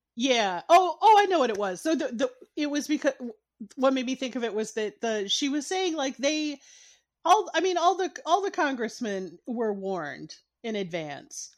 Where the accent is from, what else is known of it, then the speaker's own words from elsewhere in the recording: Michigan, United States; I'm from Michigan